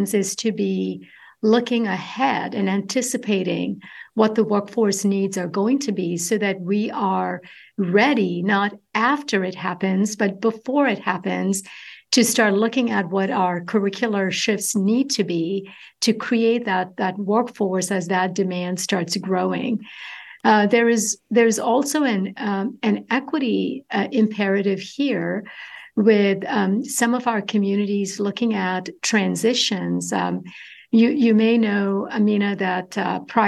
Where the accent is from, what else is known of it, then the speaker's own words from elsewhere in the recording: Kollam, Kerala, India; moved away as an adult; now in California, United States; I grew up in the southern tip of India, coastal community, little town of Kwilon